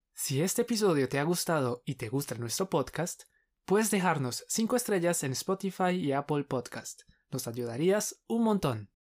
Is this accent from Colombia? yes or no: yes; Colombia; Somos dos profes colombianos